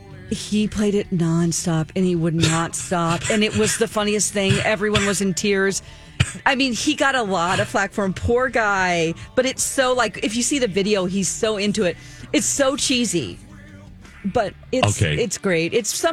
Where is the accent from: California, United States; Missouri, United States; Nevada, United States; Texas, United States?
Missouri, United States; Springfield; my hometown, Springfield, Missouri